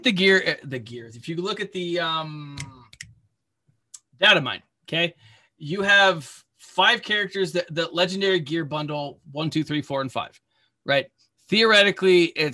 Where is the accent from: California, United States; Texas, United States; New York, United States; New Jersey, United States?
Texas, United States; I'm from Texas